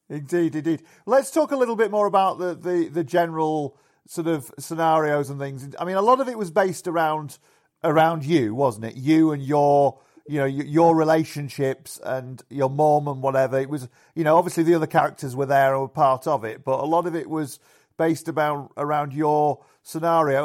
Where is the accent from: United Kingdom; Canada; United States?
United Kingdom; Yorkshire and the Humber; the pubs where I grew up in in Yorkshire